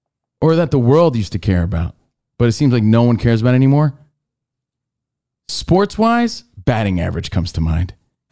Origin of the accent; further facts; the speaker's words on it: New Jersey, United States; I'm from Jersey.